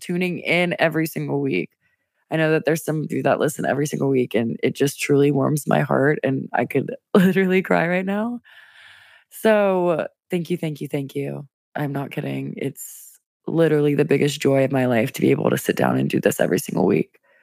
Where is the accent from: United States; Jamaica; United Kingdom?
United States; Louisiana; now in Washington, D.C., United States; Your girl's from Louisiana. I'm from the South, where it's humid A F all the time, and then in D C, it's no better